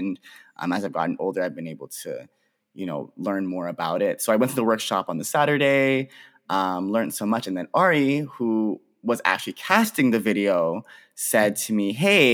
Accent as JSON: {"language": "English", "town": "Pickering", "region": "Ontario", "country": "Canada", "said": "I'm from the Greater Toronto Area. I'm from a city called Pickering, which is like just outside of Toronto."}